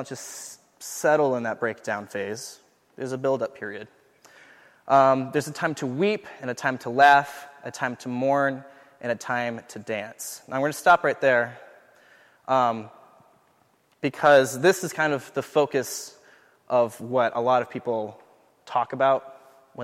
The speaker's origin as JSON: {"language": "English", "region": "Southern California", "country": "United States", "moved": "as an adult", "lives_now": "St. Paul, United States", "said": "I'm from Southern California"}